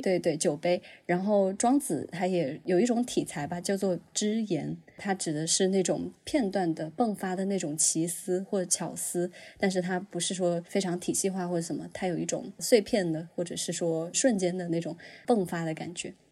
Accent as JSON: {"language": "Chinese", "town": "Huanggang", "region": "Hubei", "country": "China", "said": "我是来自湖北黄冈，我们那边的方言里面就是比如说像我爷爷奶奶会那样叫我"}